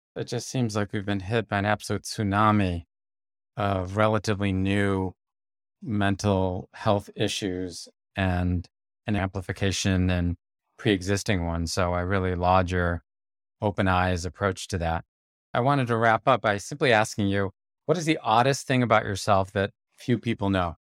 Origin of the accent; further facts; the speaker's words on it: United States; as an American